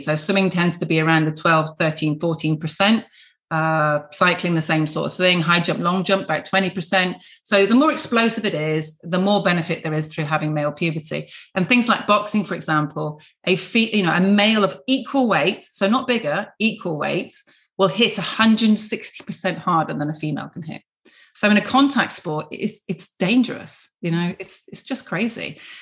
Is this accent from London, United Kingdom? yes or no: no; Plymouth, South West England, United Kingdom; I was born in Devonport, so a real dockyard girl. Dad was in the navy, couldn't be more Plymouthian